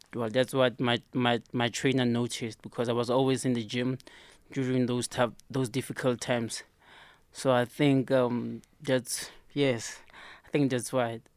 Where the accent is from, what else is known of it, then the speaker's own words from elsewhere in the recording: Free State, South Africa; in my hometown